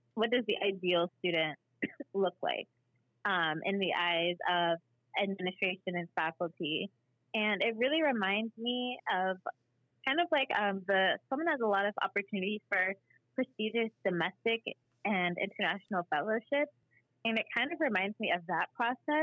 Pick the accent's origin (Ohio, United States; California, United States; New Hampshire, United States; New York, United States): Ohio, United States; I grew up in Ohio, so, like, I didn't have a lot of black teachers